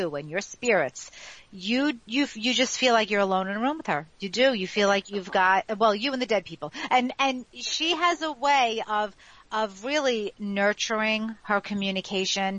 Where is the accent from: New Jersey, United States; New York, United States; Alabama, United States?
New York, United States; New York City; the block that I grew up in Ozone Park, Queens